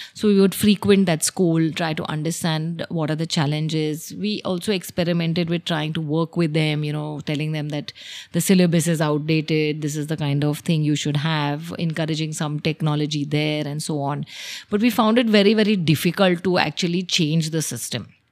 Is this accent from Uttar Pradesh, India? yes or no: no; Mumbai, Maharashtra, India; moved away as an adult; now in Dahanu, India; I'm essentially from Mumbai